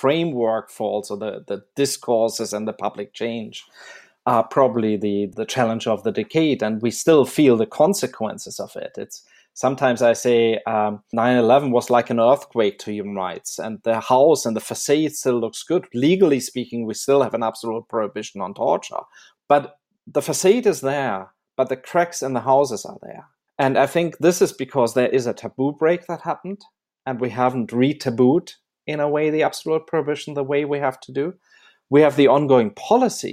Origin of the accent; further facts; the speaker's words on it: Germany; I grew up in Germany